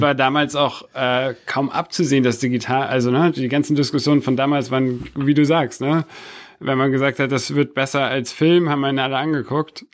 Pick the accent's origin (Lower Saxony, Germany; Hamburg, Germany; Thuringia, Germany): Hamburg, Germany; moved away as an adult; now in Berlin, Germany; Bin in Berlin geboren, aber tatsächlich, äh, mit sechs nach Ham-, sind meine Eltern nach Hamburg gezogen. Und ich bin dann in Hamburg aufgewachsen